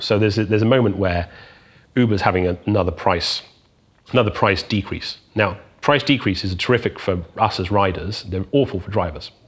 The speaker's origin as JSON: {"language": "English", "region": "South West England", "country": "United Kingdom", "tie": "born or raised there", "said": "I was growing up in England"}